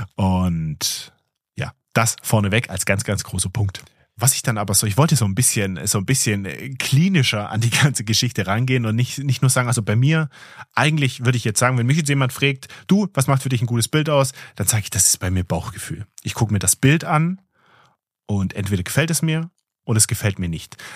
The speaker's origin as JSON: {"language": "German", "country": "Germany", "said": "hier bei uns in Deutschland"}